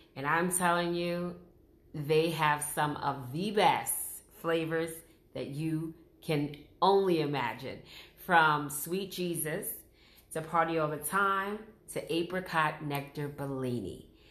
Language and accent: English; Brooklyn, New York, United States; moved away as an adult; now in New Jersey, United States; I'm originally from Brooklyn, New York, and I now reside in New Jersey